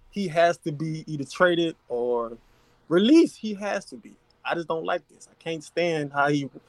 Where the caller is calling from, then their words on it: Baton Rouge, Louisiana, United States; Louisiana, man. I'm I'm not a Saints fan. I'm a 49er fan.